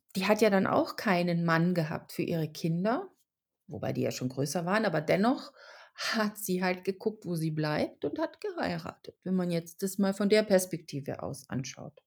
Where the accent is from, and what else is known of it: Germany; born or raised there; also born or lived in Czech Republic